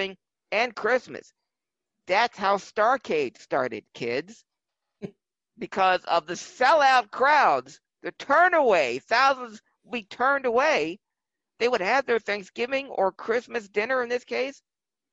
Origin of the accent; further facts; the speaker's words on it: Philadelphia, Pennsylvania, United States; My hometown 76ers